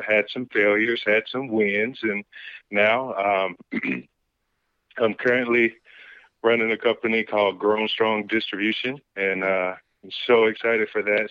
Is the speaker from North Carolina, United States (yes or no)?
yes; Greensboro, North Carolina, United States; now in Atlanta, United States; I was born and raised in Greensboro, North Carolina, and now I found myself here in Atlanta